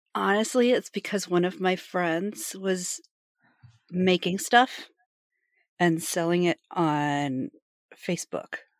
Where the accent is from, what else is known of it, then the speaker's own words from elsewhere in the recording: Appalachia, United States; moved away; I'm from the Appalachians